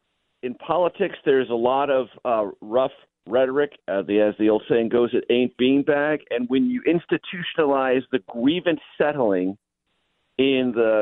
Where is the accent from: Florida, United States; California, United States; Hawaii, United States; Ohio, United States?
California, United States; San Diego; having grown up in San Diego, the hometown team that I grew up with departed for some small, insignificant city known as Los Angeles.